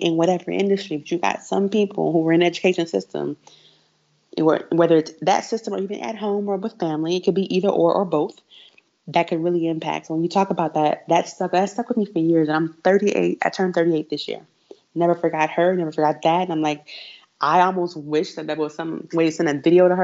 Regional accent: Houston, Texas, United States; I grew up in Houston, and I went to Kerr High School, which is an A-Leaf ISD in Houston, Texas

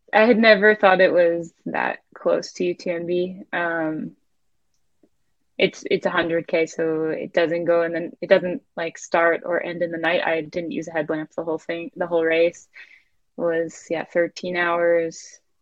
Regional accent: Maine, United States; moved away; also born or lived in Salt Lake City

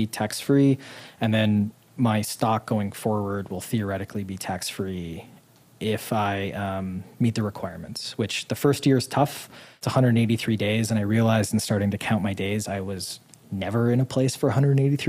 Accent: Midwest, United States; moved away as an adult; also born or lived in Boston / Utah; now in Puerto Rico; Being a Midwesterner who grew up poor

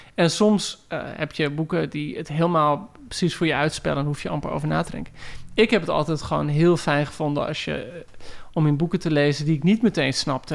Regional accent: Heerewaarden, Gelderland, Netherlands; ik groeide op in Heergewaard

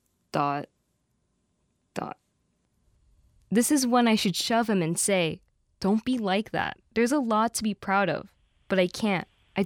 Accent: United States; first language English; I was born in America, and they speak to me in English.

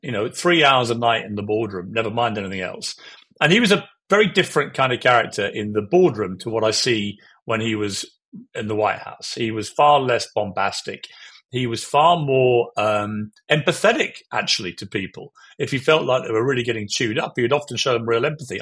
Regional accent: United Kingdom; I have a view as a Brit

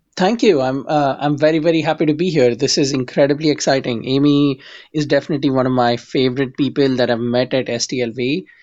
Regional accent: India; now in United States; I'm an immigrant from India

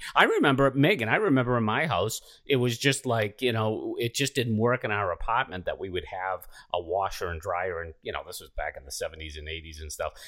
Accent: outside of Boston, Massachusetts, United States; I was the youngest of seven and grew up, you know, outside of Boston here

